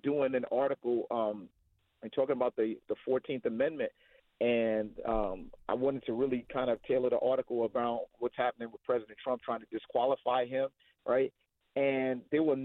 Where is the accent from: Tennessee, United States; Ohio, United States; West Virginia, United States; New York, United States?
New York, United States; New York City; I grew up in the Northeast Bronx.